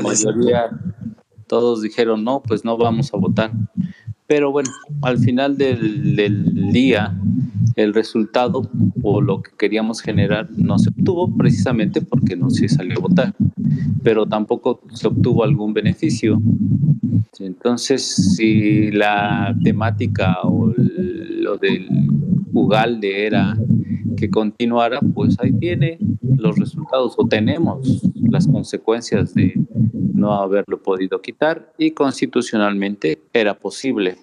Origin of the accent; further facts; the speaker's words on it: Mexico; somos grandiosos como mexicanos